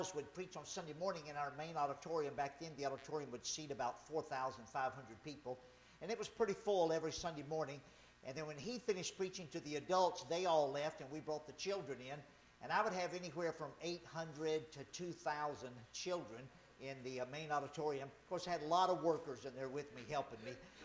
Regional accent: Louisiana, United States; moved away; I grew up in Louisiana.

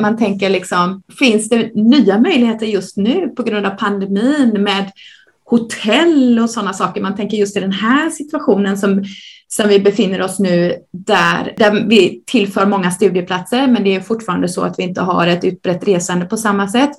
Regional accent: Gothenburg, Västra Götaland, Sweden; Jag är uppvuxen i Göteborg, som kanske hörs

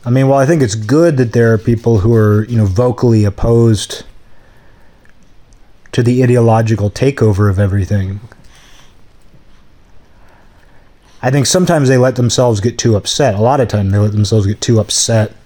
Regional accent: Seattle, Washington, United States; now in Olympia, United States; The Seattle area where I grew up had a lot of Asians.

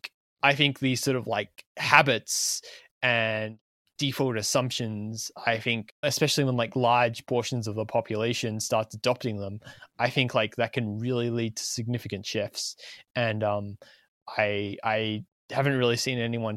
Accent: Australia; identifying as an Australian

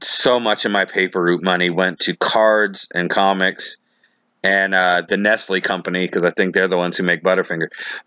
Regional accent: Taunton, Massachusetts, United States; where I grew up in Taunton, Massachusetts.

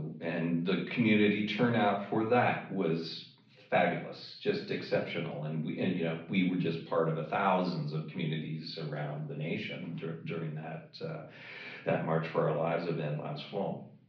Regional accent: Toronto, Ontario, Canada; now in Los Angeles, United States; So I hail from Toronto, Canada. That's

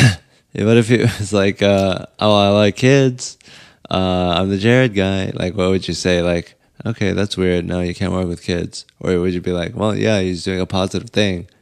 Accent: United States

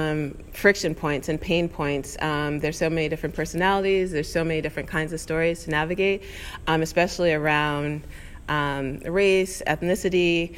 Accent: New York, United States; I'm Black, I'm a woman, there's intersectionality, I'm a Black woman, you know, I'm from New York.

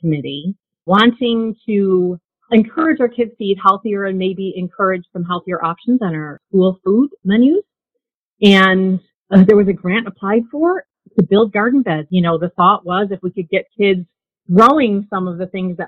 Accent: Buffalo, New York, United States; I grew up in Buffalo and, you know, in a neighborhood of small backyards.

